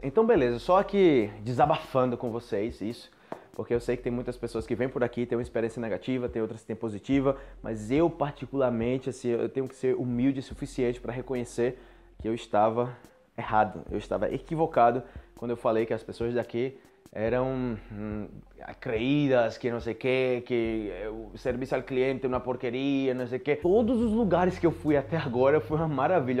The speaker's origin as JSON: {"language": "Portuguese", "country": "Brazil", "moved": "as an adult", "said": "como brasileiro"}